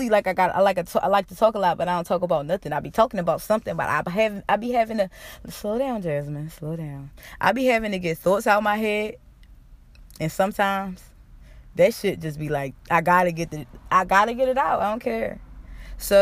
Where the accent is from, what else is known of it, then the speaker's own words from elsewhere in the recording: Philadelphia, Pennsylvania, United States; I'm getting out of Philly